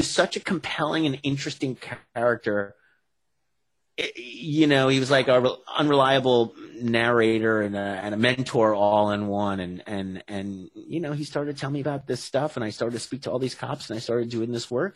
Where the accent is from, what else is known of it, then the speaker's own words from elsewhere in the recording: New York City, New York, United States; my hometown of Staten Island